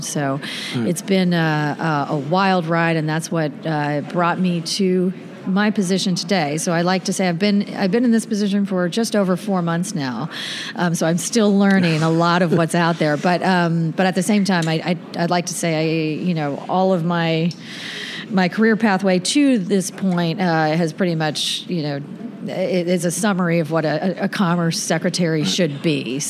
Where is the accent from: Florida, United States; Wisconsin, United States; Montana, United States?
Florida, United States; I'm born and raised in Florida. I've never lived anywhere else in my life. I've lived everywhere, all over the state of Florida.